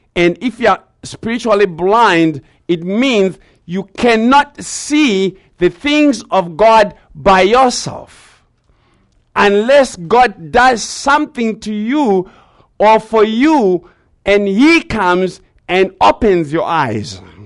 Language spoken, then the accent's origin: English; Zimbabwe; growing up in Zimbabwe